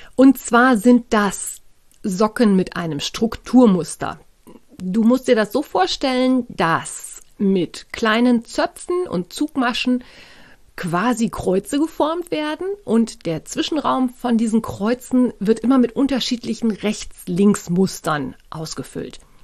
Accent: Germany; bei uns in Deutschland

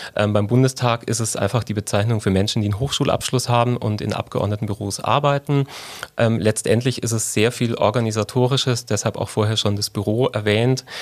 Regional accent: Unterallgäu, Bavaria, Germany; also born or lived in Mindelheim; now in Augsburg, Germany; meine Kindheit im Unterallgäu

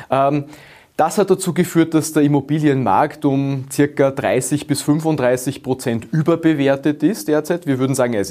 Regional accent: Austria; Wir Österreicher und Österreicher, wir wollen die Wahlfreiheit.

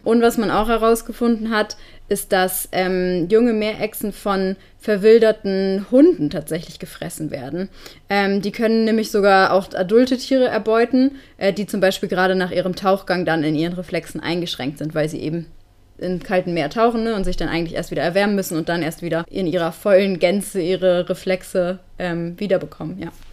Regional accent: Northern Germany, Germany; moved away; Wir kommen ja beide aus dem Norden

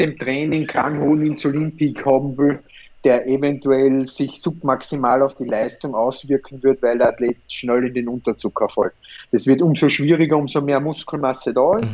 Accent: Austria; bei uns in Österreich

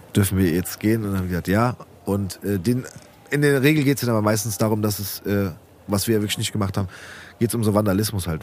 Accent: Rödelheim, Hesse, Germany; bei uns in Rödelheim

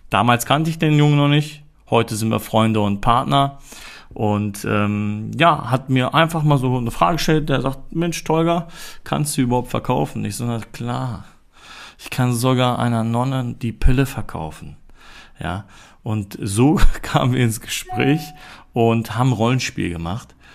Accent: Germany; born there; meine Eltern ähm, sind in den 90er Jahren äh, nach Deutschland gezogen und ich bin hier auch in Deutschland geboren und komme auch aus der Türkei.

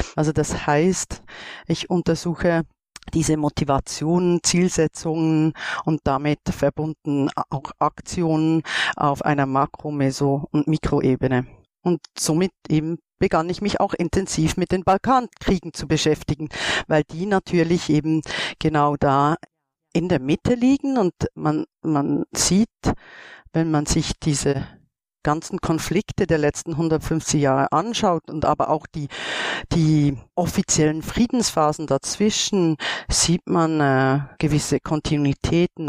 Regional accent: Switzerland; ich komme aus der Schweiz.

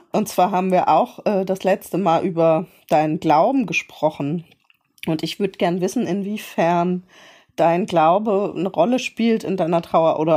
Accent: Mainz, Rhineland-Palatinate, Germany; Ich bin äh, in Mainz aufgewachsen, Mainzer Mädchen

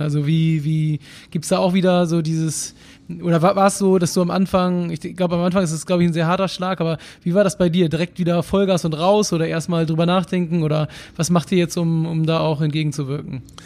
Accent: Hamburg, Germany; ich komme aus Hamburg

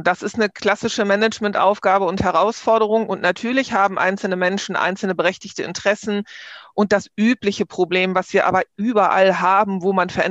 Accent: Hamburg, Germany; born there; now in Bergisches Land, Germany; Ich bin in Hamburg geboren, wohne seit 30 Jahren im Bergischen Land und bin aber noch so eine echte norddeutsche Dern.

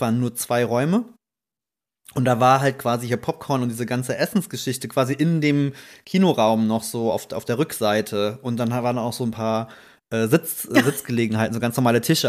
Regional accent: Rhineland-Palatinate, Germany; wir mussten äh, tatsächlich nach Trier, das ist ja so fünf Kilometer mhm. von, von meinem Heimatort.

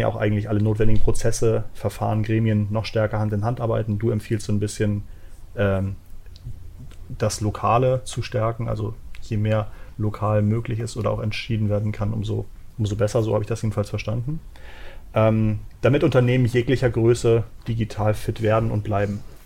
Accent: Hamburg, Germany; ich bin aus Hamburg.

